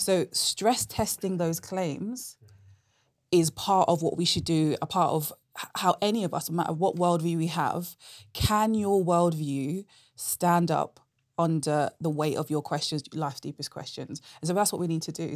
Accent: London, United Kingdom; moved away as an adult; now in Oxford, United Kingdom; I'm originally from London

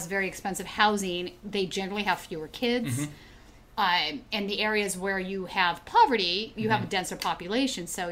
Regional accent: California, United States; I grew up in California

